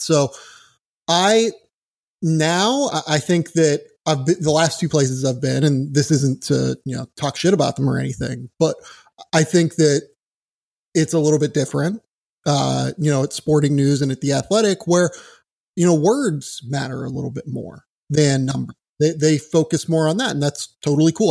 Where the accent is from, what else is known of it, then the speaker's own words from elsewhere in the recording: Pittsburgh, Pennsylvania, United States; moved away; I'm from Pittsburgh originally